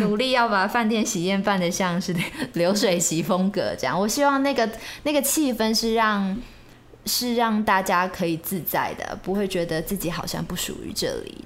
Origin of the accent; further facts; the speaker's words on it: Taiwan; 我们这一辈的人讲台语的，的频率其实不那么高了